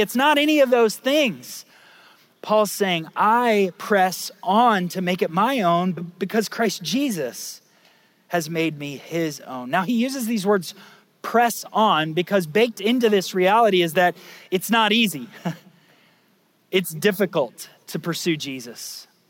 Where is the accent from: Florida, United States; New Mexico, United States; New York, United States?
Florida, United States; Lake County; I grew up in Lake County, Florida